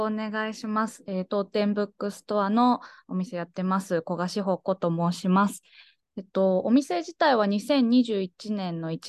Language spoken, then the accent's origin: Japanese; Aichi, Japan; moved away as an adult; also born or lived in Tokyo; now in Nagoya, Japan; 地元が愛知県なので、小屋市の隣の市なんですけど